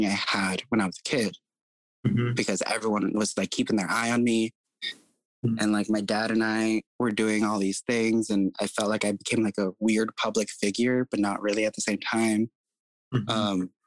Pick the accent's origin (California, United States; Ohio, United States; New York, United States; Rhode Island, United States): California, United States; moved away as an adult; also born or lived in Seattle, Washington; I always like saying I was raised in California, but I grew up in Seattle